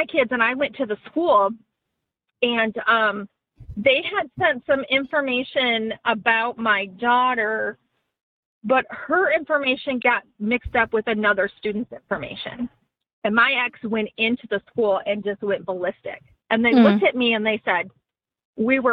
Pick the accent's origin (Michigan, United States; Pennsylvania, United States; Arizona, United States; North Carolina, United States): Michigan, United States; moved away; I'm from Michigan